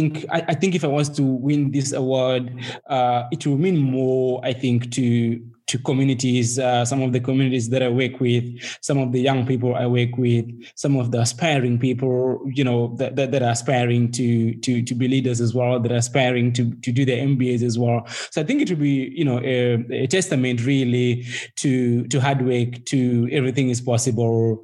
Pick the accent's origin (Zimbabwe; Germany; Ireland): Zimbabwe; also born or lived in United States; now in South Africa; I was born and bred in Zimbabwe, you know, and I live in South Africa and partly in the US at the moment